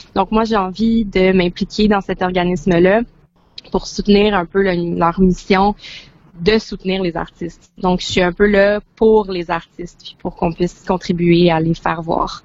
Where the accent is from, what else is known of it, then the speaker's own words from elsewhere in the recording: Montreal, Quebec, Canada; je viens de Montréal